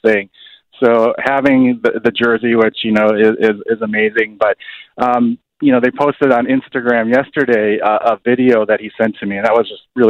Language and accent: English; Chicago, Illinois, United States; I'm born and raised in Chicago on the north side, went to Lane Tech High School